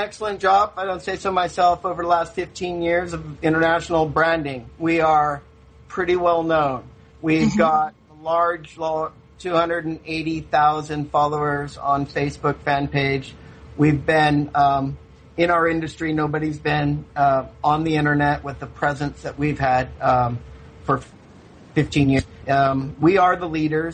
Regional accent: Sacramento, California, United States; also born or lived in Spain; my high school coach and my youth coach growing up in Sacramento, California

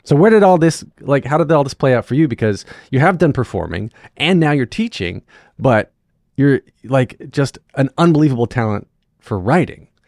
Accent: North Wilkesboro, North Carolina, United States; I grew up um, in North Wilkesboro

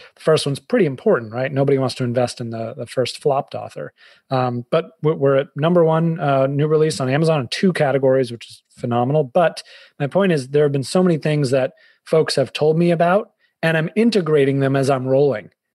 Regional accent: Boston, Massachusetts, United States; also born or lived in New York / Fairfield County, Connecticut; now in Connecticut, United States; I'm a Bostonian

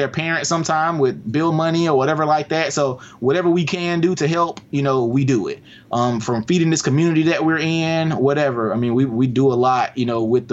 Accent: Albany, Georgia, United States; here where I live in Albany. It's my first project, my hometown.

